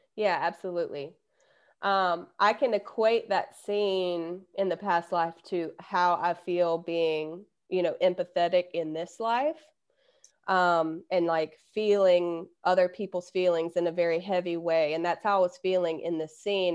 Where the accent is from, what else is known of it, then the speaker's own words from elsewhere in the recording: Alabama, United States; I'm from Alabama